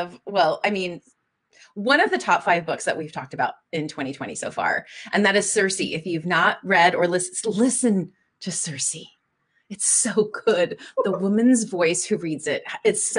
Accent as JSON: {"language": "English", "region": "Minnesota", "country": "United States", "tie": "born or raised there", "said": "I grew up, I was born in Minnesota"}